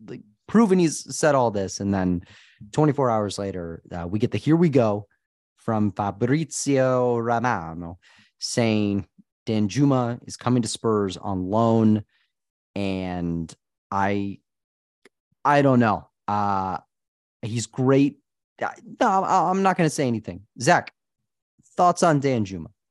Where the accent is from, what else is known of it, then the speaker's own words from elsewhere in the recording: United States; as an American supporter